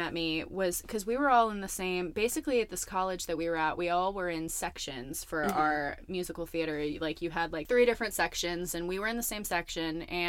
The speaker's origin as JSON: {"language": "English", "town": "Portland", "region": "Oregon", "country": "United States", "tie": "born or raised there", "moved": "yes", "lives_now": "Los Angeles, United States", "said": "I'm from Portland, Oregon, so I'm a Pacific Northwest native"}